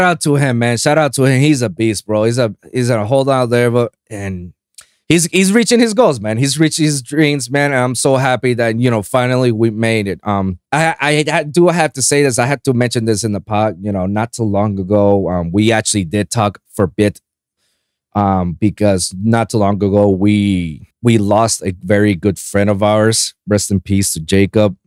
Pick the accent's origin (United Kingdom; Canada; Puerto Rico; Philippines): Puerto Rico; I was born and raised in Puerto Rico